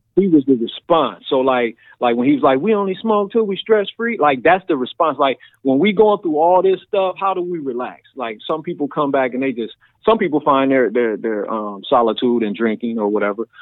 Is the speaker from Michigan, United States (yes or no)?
no; Massillon, Ohio, United States; now in Columbus, United States; I grew up in Maslin, Ohio, which it's about 40 or 50,000 people